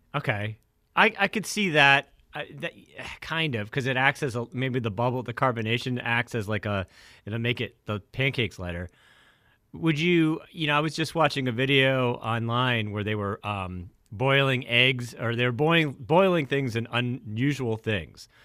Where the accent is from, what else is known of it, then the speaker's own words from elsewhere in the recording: New Hampshire, United States; I grew up in New Hampshire